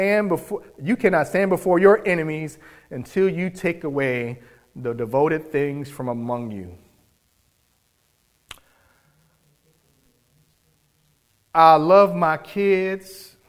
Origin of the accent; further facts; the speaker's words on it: New York, United States; I grew up in New York with my dad, spent a couple summers there and a year with him.